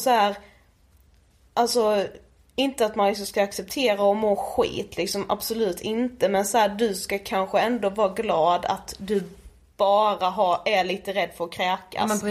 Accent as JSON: {"language": "Swedish", "town": "Karlshamn", "region": "Blekinge", "country": "Sweden", "moved": "yes", "said": "vi är hemma i Karlshamn, sitter just nu hemma hos min mamma"}